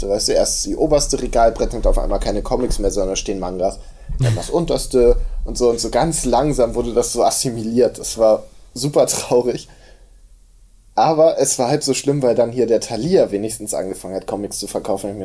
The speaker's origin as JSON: {"language": "German", "region": "Hamburg", "country": "Germany", "said": "ja, ich komme eigentlich aus Hamburg, da habe ich ja auch noch nicht von gehört."}